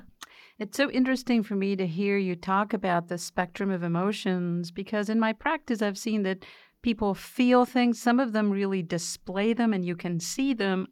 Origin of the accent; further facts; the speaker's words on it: Argentina; moved away; I grew up in Argentina, and my father was Austrian